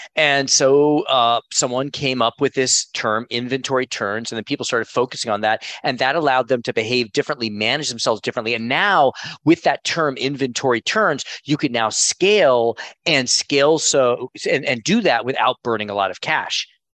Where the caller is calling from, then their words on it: Miami, Florida, United States; also born or lived in Connecticut; I'm calling in from Miami. I just moved last week from Connecticut to Miami with my family.